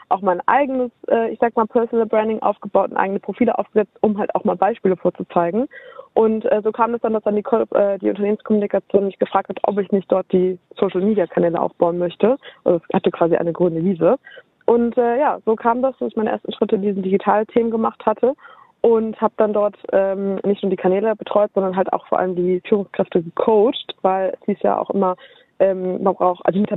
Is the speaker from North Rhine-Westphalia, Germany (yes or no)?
yes; Düsseldorf, North Rhine-Westphalia, Germany; Düsseldorf, Au. meine Heimat.